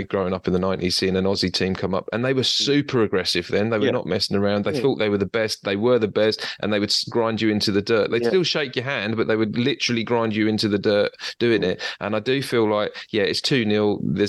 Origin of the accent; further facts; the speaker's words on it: England, United Kingdom; now in Australia; as an Englishman